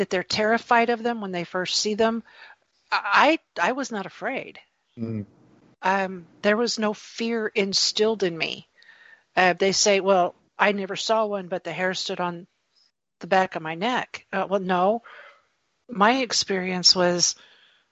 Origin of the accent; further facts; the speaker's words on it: the South, United States; I come from the South